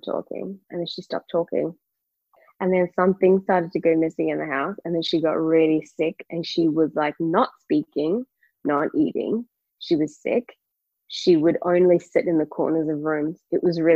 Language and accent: English; KwaZulu-Natal, South Africa; I was born in KwaZulu-Natal